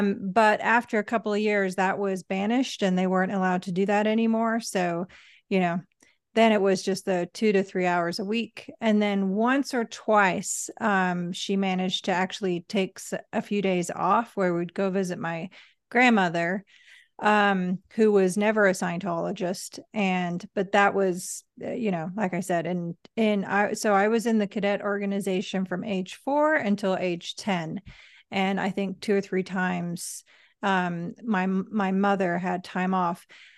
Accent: England, United Kingdom; accent: English; moved away as an adult; now in Los Angeles, United States; I think I mentioned to you how hard I worked to lose my accent. And people were like, "What's wrong with the English accent?"

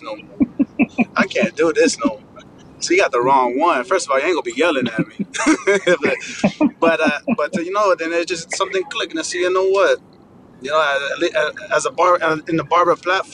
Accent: New Jersey, United States; now in Miami, United States; I'm Colombian Sicilian from New Jersey

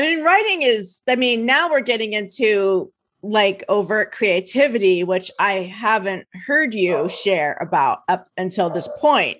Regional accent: New Jersey, United States; I'm an East Coast gal. I grew up in New Jersey

